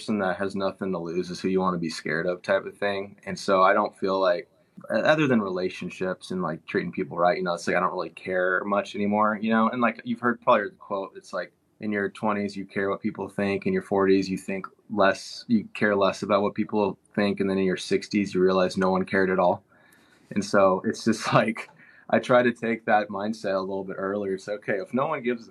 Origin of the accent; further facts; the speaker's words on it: Dallas, Texas, United States; moved away; growing up in Dallas, Texas, it's a very commerce driven area, very materialistic